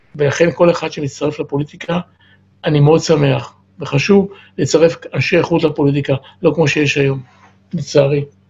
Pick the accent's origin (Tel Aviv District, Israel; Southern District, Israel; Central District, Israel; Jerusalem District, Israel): Tel Aviv District, Israel; Or Yehuda; now in Ramat Gan, Israel; אני, אני נולדתי באור יהודה וגר ברמת גן מ-59